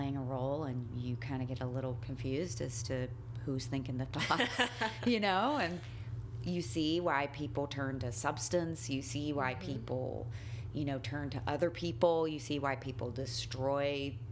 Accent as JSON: {"language": "English", "region": "the South", "country": "United States", "tie": "born or raised there", "moved": "yes", "lives_now": "New York, United States", "said": "I grew up in the South"}